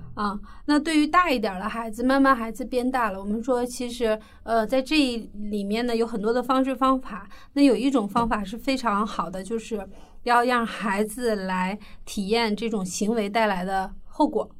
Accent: China; 我们中国人

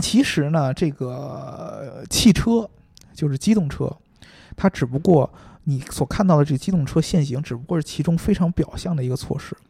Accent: China; 在我们中国，咱们中国人善良啊

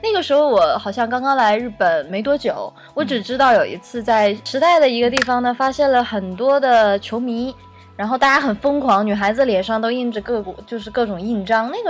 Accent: China; 因为作为中国人的话，可能会觉得支持日本也不舒服，不支持日本也不舒服的这种感觉。

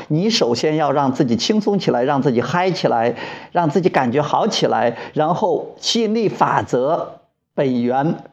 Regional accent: Wuyang, Henan, China; 我现在在河南省武阳县我的老家

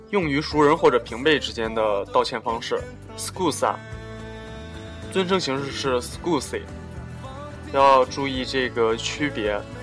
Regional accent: China; 我们中国人跟外国人有很多生活习惯上或者日常行为方面的差异

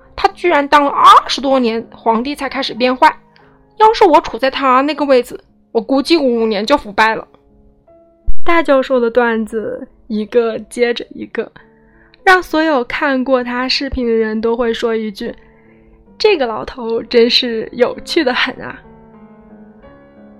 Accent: Hubei, China; 戴老师也是我湖北老乡，嗯，我们湖北人

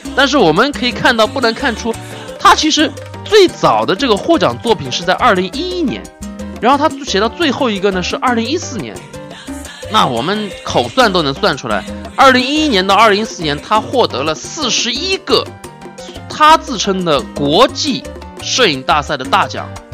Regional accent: Suzhou, Jiangsu, China; 我作为一个苏州人

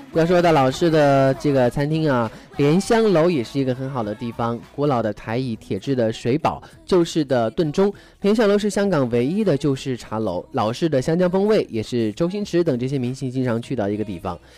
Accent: China; 我们大陆人和内地人

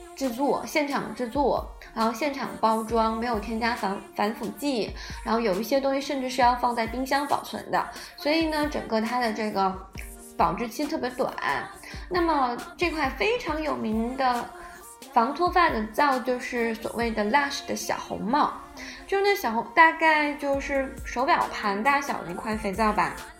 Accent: southern China, China; moved away as an adult; now in United Kingdom; 作为南方人就觉得第一个水特别不好喝

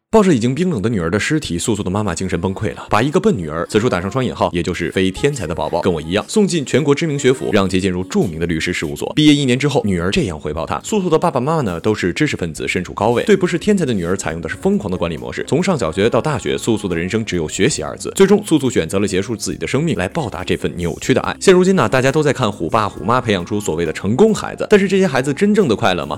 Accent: Northeast China, China; 作为一个东北人

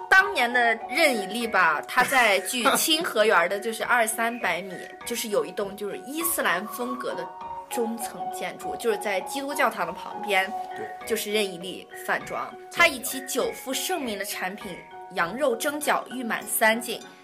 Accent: Shanxi, China; also born or lived in Sichuan; 我来自山西

